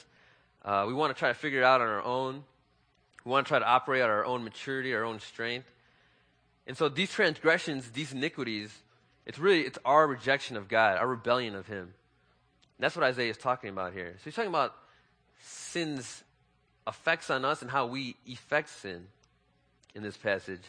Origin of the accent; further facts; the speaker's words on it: Chicago, Illinois, United States; I was born and raised in Chicago